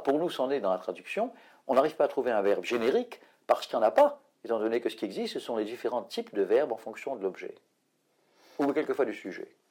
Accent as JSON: {"language": "French", "country": "France", "said": "chez nous en France"}